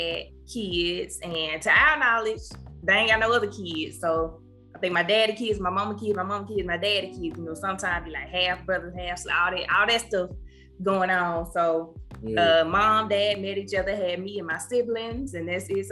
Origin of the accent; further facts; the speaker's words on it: Cleveland, Mississippi, United States; I'm from Cleveland, lived there, raised there, went to school up until I went off to college